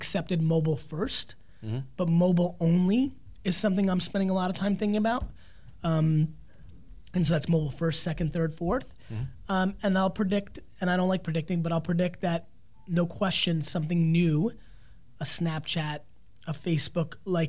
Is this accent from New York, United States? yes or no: no; New Jersey, United States; I'm from Jersey